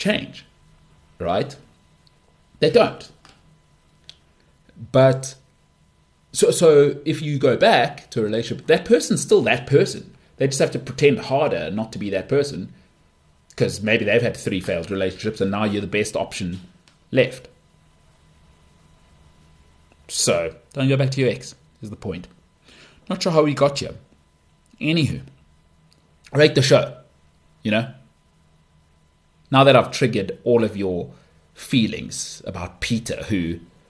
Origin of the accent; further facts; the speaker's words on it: South Africa; as a South African